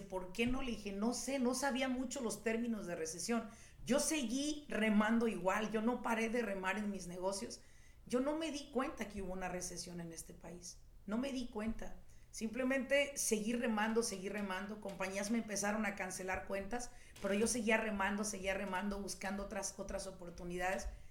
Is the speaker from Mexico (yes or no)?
yes; Mexico; now in United States; Yo soy mexicana